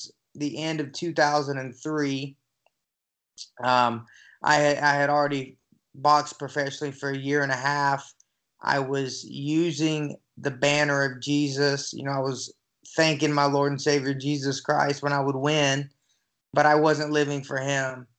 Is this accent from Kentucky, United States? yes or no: no; Newnan, Georgia, United States; I'm originally from a little town outside of Atlanta, Georgia, called Noonan